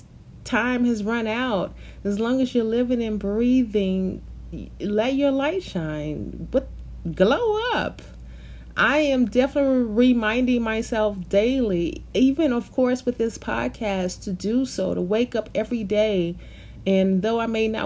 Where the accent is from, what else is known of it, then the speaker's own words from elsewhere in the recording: the South, United States; when I was a little girl, back in growing up in the South, in the Baptist church